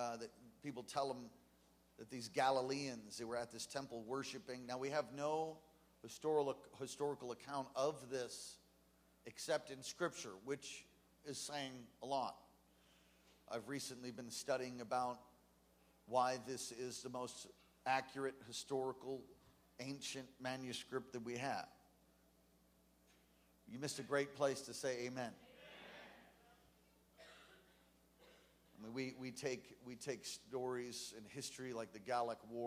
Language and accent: English; New York City, New York, United States; New York City, my hometown